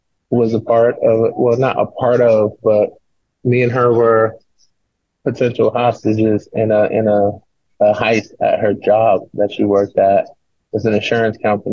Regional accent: New York City, New York, United States; I grew up in the Bronx, in a single parent home.

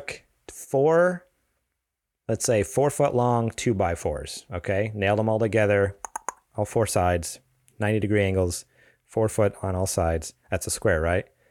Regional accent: East Coast, United States; now in California, United States; I grew up on the East Coast.

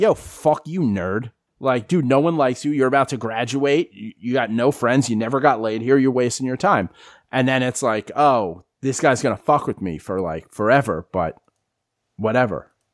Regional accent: New York, United States; moved away as an adult; also born or lived in Philadelphia / Florida; I grew up in New York

